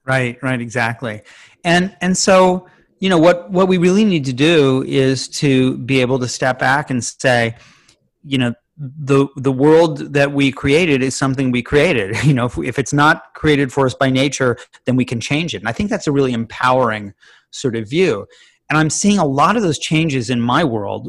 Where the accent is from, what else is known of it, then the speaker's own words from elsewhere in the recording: Chicago, Illinois, United States; I grew up in Chicago.